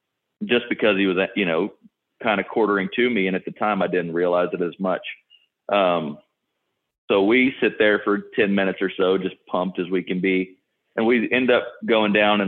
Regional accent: South Texas, United States; I'm from South Texas

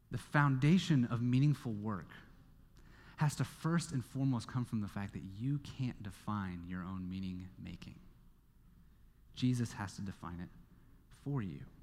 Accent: Kansas, United States; moved away; my home state is Kansas

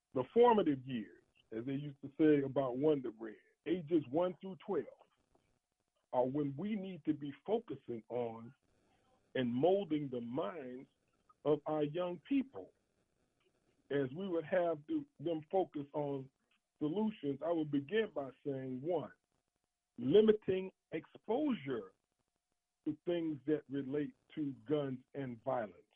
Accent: Chicago, Illinois, United States; growing up in Chicago in the early 60s

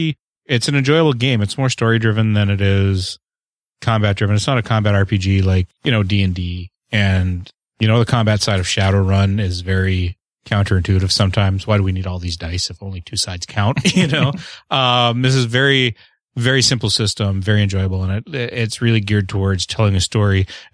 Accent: Canada; I am the Canadian.

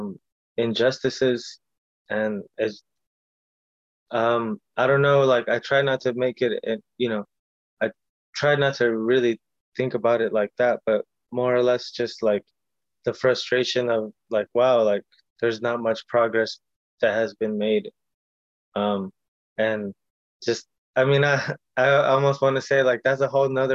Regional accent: Long Beach, California, United States; first language Spanish; English is a second language; also born or lived in Watts, Los Angeles / Compton; growing up in Long Beach

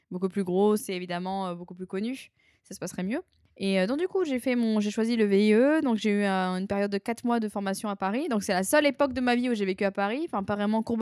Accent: New Caledonia; moved away as an adult; je suis partie de la Nouvelle-Calédonie en France.

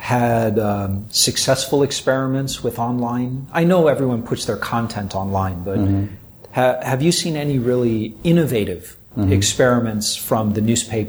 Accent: United States; now in Japan; as an American

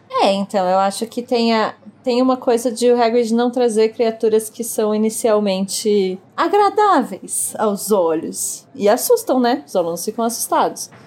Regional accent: Brazil; accent: Brazilian; chama brasileiro mesmo o meu sotaque

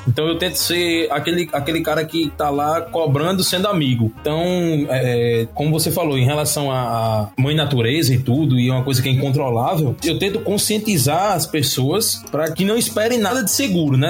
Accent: Natal, Rio Grande do Norte, Brazil; nós somos do Nordeste

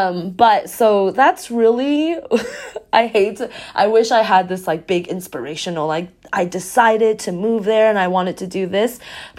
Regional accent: Taiwan; moved away; also born or lived in Texas; So I'm originally from Taiwan and then I moved to Texas.

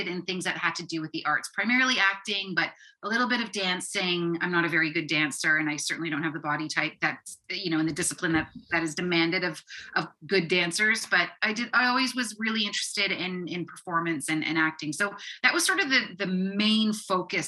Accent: Guelph, Ontario, Canada; I grew up in Guelph, Ontario

